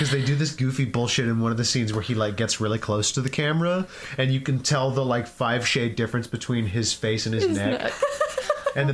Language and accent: English; Louisville, Kentucky, United States; my hometown, Louisville, Kentucky.